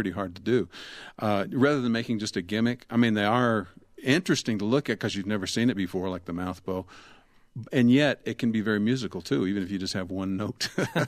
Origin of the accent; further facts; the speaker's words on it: Texas, United States; growing up in Texas